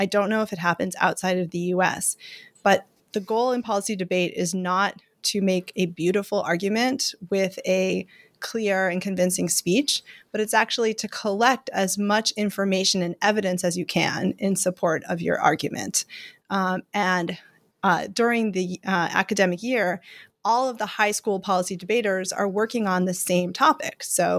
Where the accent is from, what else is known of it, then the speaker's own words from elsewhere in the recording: Lexington, Massachusetts, United States; I grew up outside of Boston, went to the public high school in Lexington, Mass.